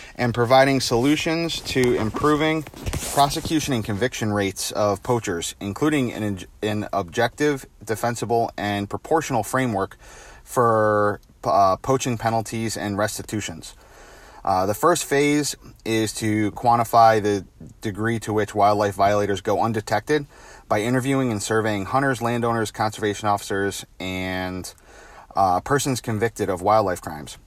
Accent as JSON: {"language": "English", "town": "Simsbury", "region": "Connecticut", "country": "United States", "tie": "born or raised there", "said": "my hometown in Simsbury, Connecticut"}